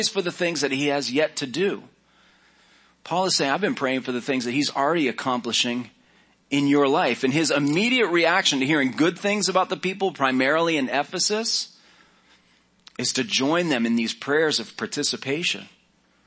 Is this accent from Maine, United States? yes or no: yes; Maine, United States; I grew up in Maine